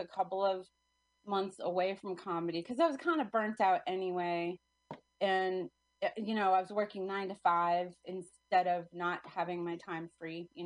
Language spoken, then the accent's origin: English; New Hampshire, United States; moved away as an adult; also born or lived in New York City; I grew up in New Hampshire.